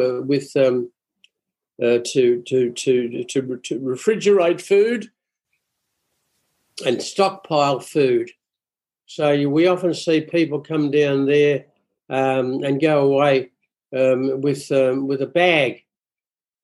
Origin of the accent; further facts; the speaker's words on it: Glasgow, Scotland, United Kingdom; I'm a Glaswegian